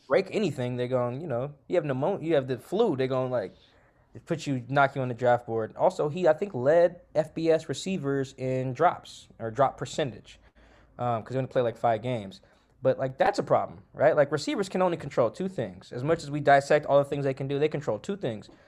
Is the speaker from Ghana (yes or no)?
no; Seattle, Washington, United States; I'm from Seattle. Um, I grew up, like, South, South Seattle, real close to where the, the stadium's